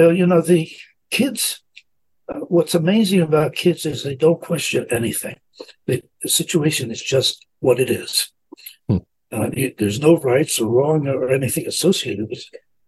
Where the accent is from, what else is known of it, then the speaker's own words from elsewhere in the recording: Italy; now in United States; I grew up in the streets of Italy during the war. So I was was a thief for my first for 5 years, getting my own food by taking it.